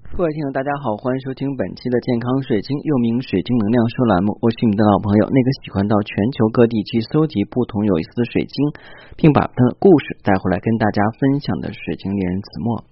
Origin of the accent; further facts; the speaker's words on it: China; 我们中国人